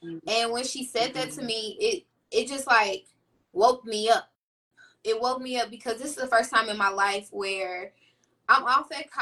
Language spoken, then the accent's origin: English; Indianapolis, Indiana, United States; I've been born and raised in Indianapolis, Indiana